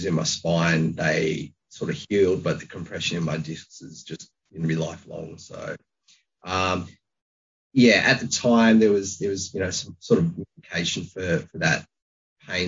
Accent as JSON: {"language": "English", "town": "Launceston", "region": "Tasmania", "country": "Australia", "tie": "born or raised there", "moved": "yes", "said": "I grew up in Launceston"}